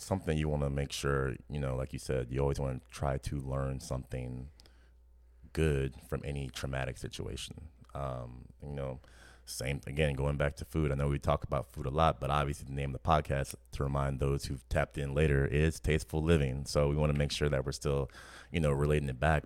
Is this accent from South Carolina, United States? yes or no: no; New Orleans, Louisiana, United States; growing up in New Orleans